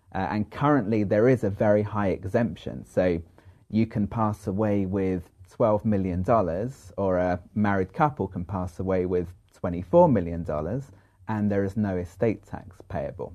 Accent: London, United Kingdom; moved away as an adult; now in United States; I'm originally from London

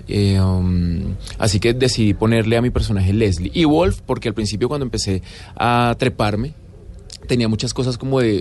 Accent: Colombia; also born or lived in Buenos Aires, Argentina; Yo siento que la indiferencia como colombianos es absolutamente fuerte y característica

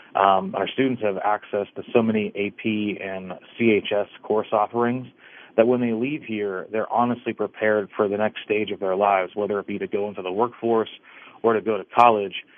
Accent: Dravosburg, Pennsylvania, United States; I, I grew up in Dravosburg

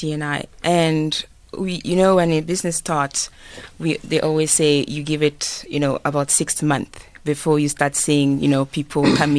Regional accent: Kinshasa, DR Congo; now in Johannesburg, South Africa; I'm personally, I'm from Kinshasa

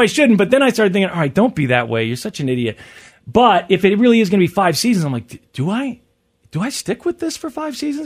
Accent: Missouri, United States; I'm born and raised in Missouri

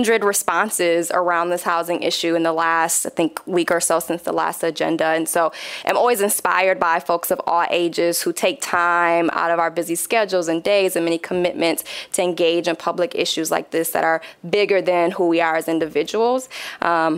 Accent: Grand Rapids, Michigan, United States; Born and raised in the Third Ward, still reside there

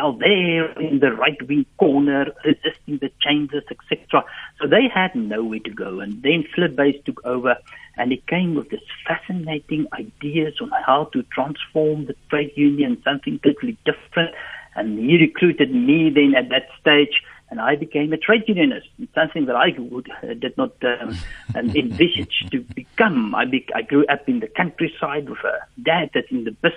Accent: Free State, South Africa; English is a second language; I grew up in the Free State. I'm a Free State guy.

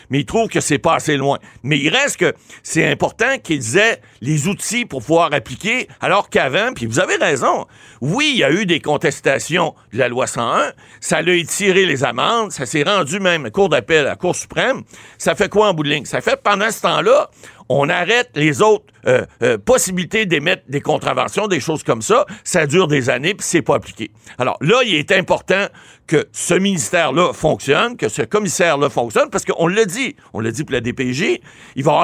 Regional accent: Ottawa, Ontario, Canada; il semble-t-il que c'est des gens d'Ottawa qui font, font. Je suis natif d'Ottawa.

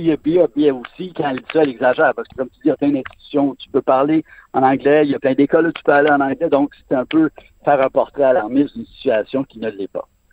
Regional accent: Montreal, Quebec, Canada; j'ai grandi à Montréal, je viens à Montréal

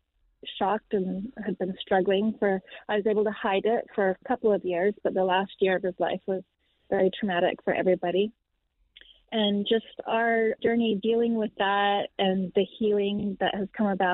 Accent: Canada; We are from Canada

